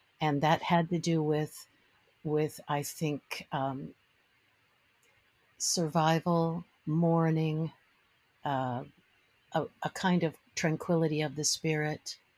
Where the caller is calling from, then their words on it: Maryland, United States; I'm just outside of Washington, D.C. in Maryland, very close to the Potomac River.